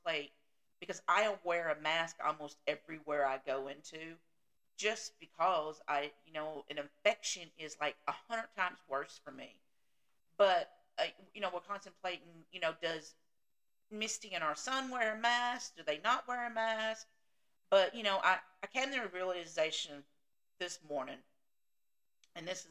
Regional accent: the South, United States; I'm from the South

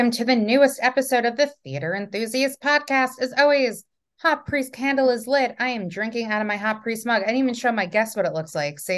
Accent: Wantagh, New York, United States; I grew up in Wantagh.

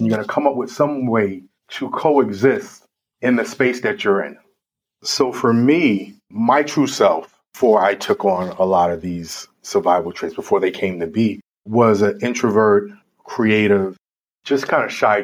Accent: New York City, New York, United States; I grew up in the South Bronx at a time that was probably considered one of the most violent times in New York history

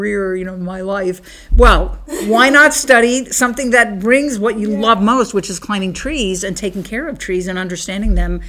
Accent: Bethesda, Maryland, United States; I grew up in Bethesda, Maryland, which is like a suburb of Washington, D.C.

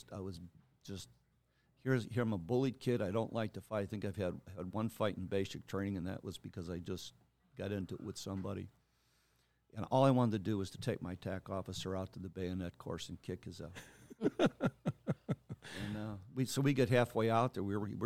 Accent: Lake Eliza, Indiana, United States; also born or lived in Roseland / Homewood; Grew up for the first probably 6-7 years of my life in Roseland. And then we moved to Homewood and from there to Lake Eliza, Indiana, where I spent most of my grade school years from about third grade all the way through

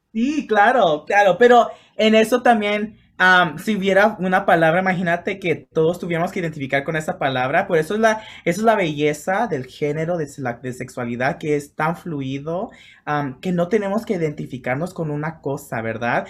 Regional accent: Los Angeles, California, United States; also born or lived in Mexico / Chicago; crecí en Los Ángeles

